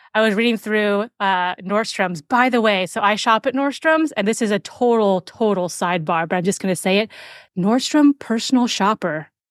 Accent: Seattle, Washington, United States; we're both from Seattle

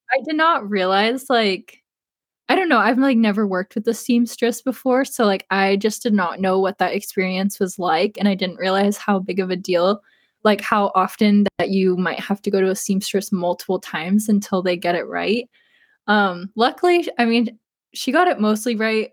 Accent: East Coast, United States; I'm not from the West Coast, I'm from the East Coast

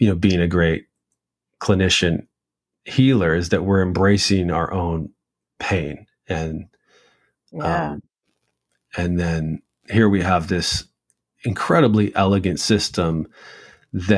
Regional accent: United States; growing up in the United States

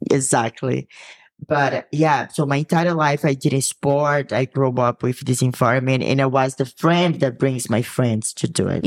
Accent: Brazil; English is a second language; moved away; I come from a city that has beach and it's very hot

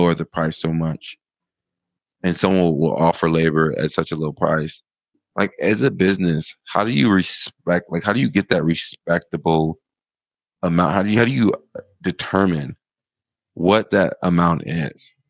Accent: United States; now in Thailand; as an American

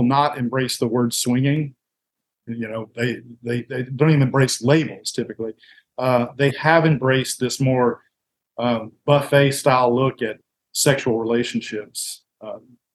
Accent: Alabama, United States; I grew up here in Alabama, the Bible Belt, Southern culture to the core

